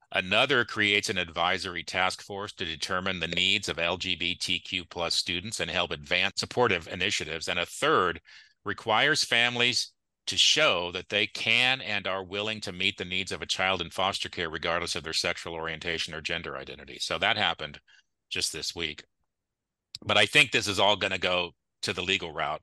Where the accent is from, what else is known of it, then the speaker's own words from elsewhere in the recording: Clovis, California, United States; I grew up in Clovis. I went to Clovis Cole Elementary. I went to Clark Intermediate. I went to Clovis High